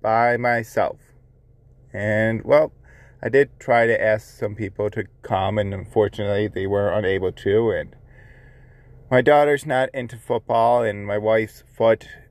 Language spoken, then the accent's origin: English; Buffalo, New York, United States; 716 Dad Advice, where I give advice on being a father, my hometown